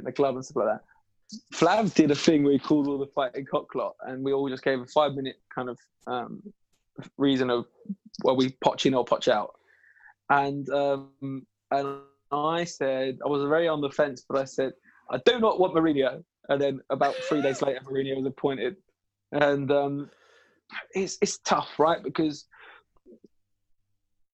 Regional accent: London, United Kingdom; I grew up in East London.

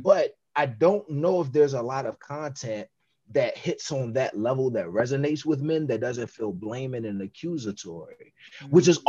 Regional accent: Washington, District of Columbia, United States; I grew up in Southeast DC

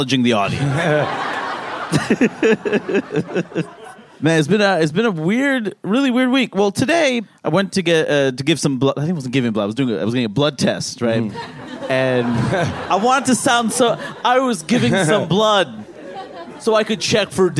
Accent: New York City, New York, United States; I grew up in Queens too.

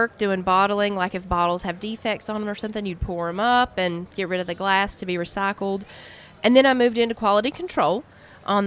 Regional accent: Estill Springs, Tennessee, United States; also born or lived in Lynchburg, Tennessee; right outside of Lynchburg in another very tiny town of Estill Springs

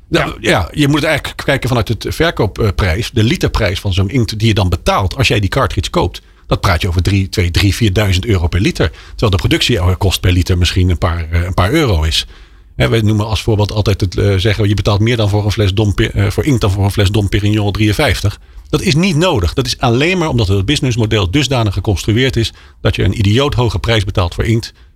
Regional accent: Netherlands; als Nederlanders

